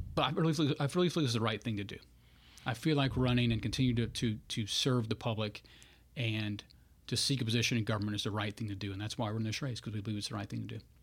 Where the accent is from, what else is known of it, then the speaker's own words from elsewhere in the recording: Bunkie, Louisiana, United States; I grew up in Bunky, Louisiana.